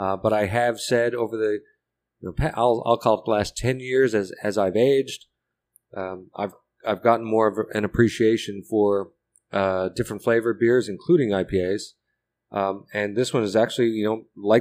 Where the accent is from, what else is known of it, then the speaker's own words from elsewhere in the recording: Canada; now in Texas, United States; I'm a Canadian